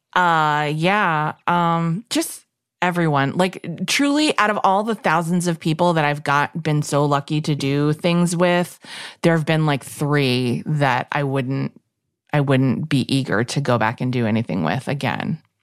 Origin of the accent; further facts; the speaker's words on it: New York City, New York, United States; growing up in New York City